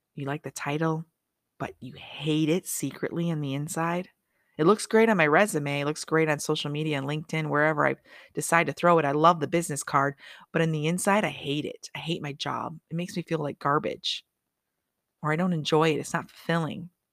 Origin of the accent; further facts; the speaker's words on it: Michigan, United States; moved away as an adult; now in Las Vegas, United States; I'm from Michigan. Of course I'm gonna sound that way. I've lived in Vegas fifteen years, but guess what? I'm still from Michigan